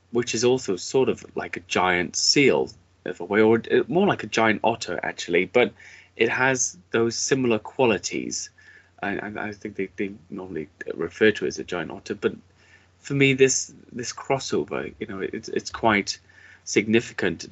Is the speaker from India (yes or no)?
no; United Kingdom; as a British person